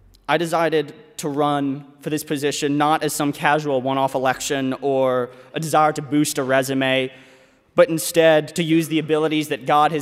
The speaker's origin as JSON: {"language": "English", "town": "Louisville", "region": "Kentucky", "country": "United States", "said": "I'm from Louisville, Kentucky, and I am a finance major"}